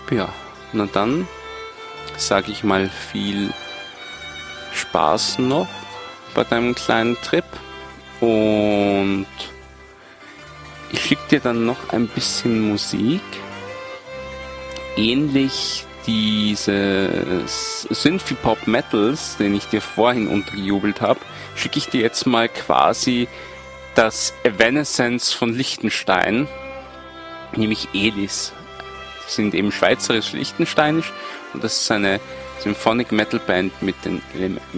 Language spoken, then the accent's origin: German; Vienna, Austria; Habe ich gesagt, nein, ich bin aus Wien.